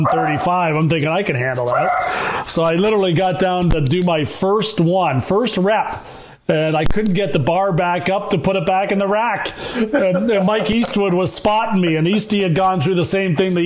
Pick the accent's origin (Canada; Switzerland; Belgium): Canada; between Brantford and Toronto, Ontario; my hometown in between Brantford and Toronto